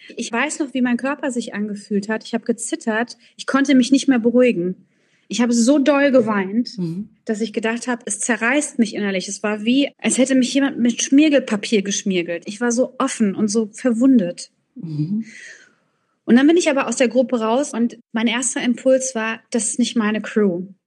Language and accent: German; Frankfurt, Hesse, Germany; meiner Heimatstadt in Frankfurt